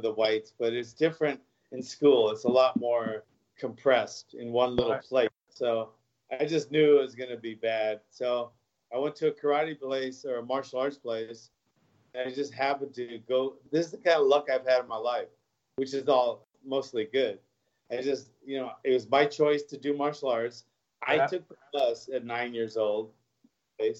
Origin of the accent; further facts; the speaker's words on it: Hawaii, United States; moved away as an adult; also born or lived in Los Angeles; I moved there when I was like 4 years old, and then I was raised there till I, you know, left to pursue a fighting career in LA.